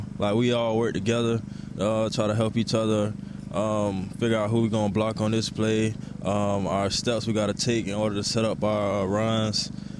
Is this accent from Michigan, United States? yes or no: no; Florida, United States; moved away as an adult; now in Iowa, United States; I'm from Florida and the Midwest.